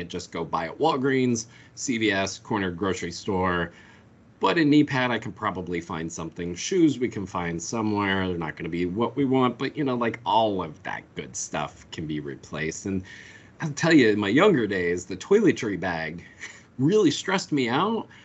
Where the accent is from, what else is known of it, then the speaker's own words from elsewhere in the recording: Colorado, United States; now in North Carolina, United States; growing up in Colorado